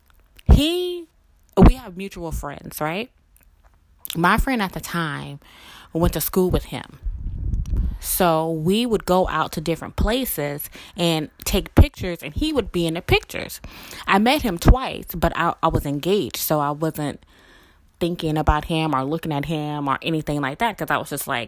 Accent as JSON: {"language": "English", "region": "Mississippi", "country": "United States", "moved": "yes", "lives_now": "New Orleans, United States", "said": "I live in New Orleans, blah, blah, blah, blah. You know, I'm from Mississippi"}